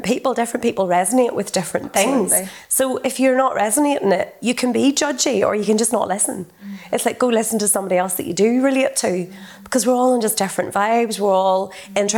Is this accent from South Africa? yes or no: no; North Antrim coast, Northern Ireland, United Kingdom; So I grew up in a one street village. I'm from the North Antrim coast, the most idyllic, beautiful upbringing.